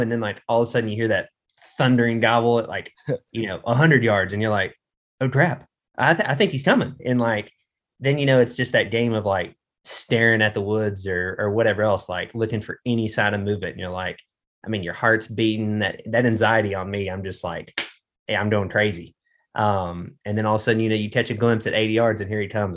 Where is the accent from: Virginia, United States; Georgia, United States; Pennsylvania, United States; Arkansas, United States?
Arkansas, United States; also born or lived in Colorado; grew up in Arkansas, I've been here my whole life